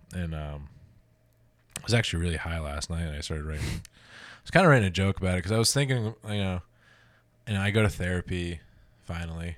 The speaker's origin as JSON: {"language": "English", "region": "New Jersey", "country": "United States", "tie": "born or raised there", "also_born_or_lived": "Columbus, Ohio", "moved": "as an adult", "said": "I grew up in New Jersey, so we had Rutgers"}